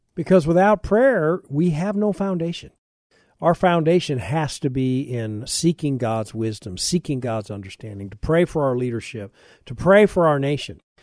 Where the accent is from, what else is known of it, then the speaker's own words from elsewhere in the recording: United States; I'm an American